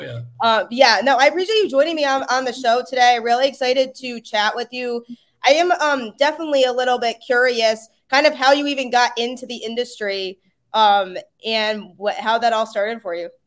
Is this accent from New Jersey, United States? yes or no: no; Connecticut, United States; I am from Connecticut, so I am a huge UConn fan. Grew up about 15 minutes from the UConn campus